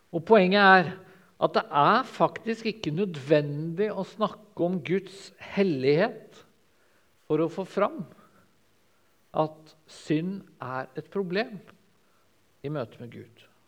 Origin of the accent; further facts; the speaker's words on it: Sørlandet, Southern Norway, Norway; som sørlending